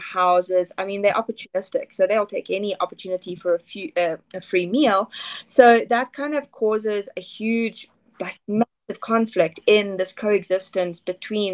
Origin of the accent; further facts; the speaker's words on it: Zimbabwe; I grew up in Zimbabwe. I was at school here, raised here, born here